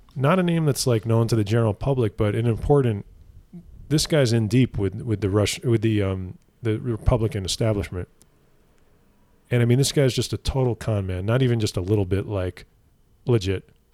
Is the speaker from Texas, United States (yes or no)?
no; New Jersey, United States; I'm from New Jersey.